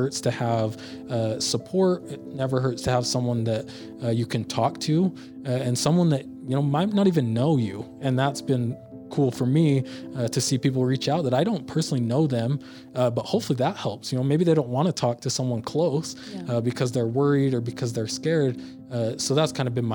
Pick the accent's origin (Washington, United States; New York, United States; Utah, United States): Utah, United States; also born or lived in Philadelphia, Pennsylvania; all my family has been in Utah now. I've lived here my whole life